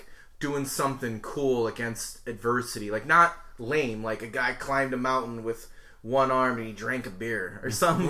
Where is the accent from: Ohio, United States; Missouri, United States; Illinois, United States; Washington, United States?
Illinois, United States; Chicago; moved away as an adult; also born or lived in New Orleans, Louisiana; now in Austin, United States; growing up on the South Side